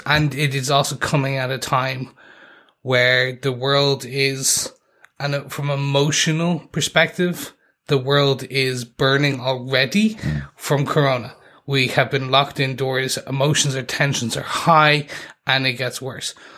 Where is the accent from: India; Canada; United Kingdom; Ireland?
Ireland; we are three podcasters from Ireland